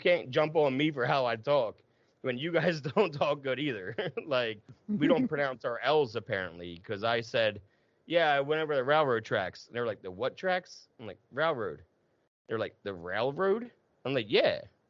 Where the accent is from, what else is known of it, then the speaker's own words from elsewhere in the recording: New Jersey, United States; moved away as an adult; also born or lived in Philadelphia / Massachusetts / North Carolina / California; now in Bloomsburg, United States; I moved 30 times in 15 years. And Massachusetts, North Carolina, South Jersey is where I'm from, you know, and now Pennsylvania, Lancaster County. Now I'm up in Bloomsburg in the middle of nowhere.